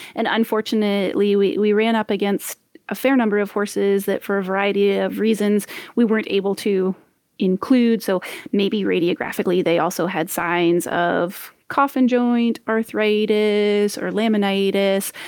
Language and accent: English; Ontario, Canada; moved away as an adult; also born or lived in Grenada / Saskatchewan; I'm from Ontario originally